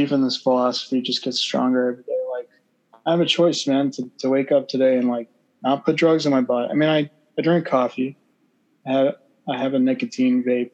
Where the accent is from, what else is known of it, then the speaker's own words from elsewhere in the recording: Texas, United States; I was born in Texas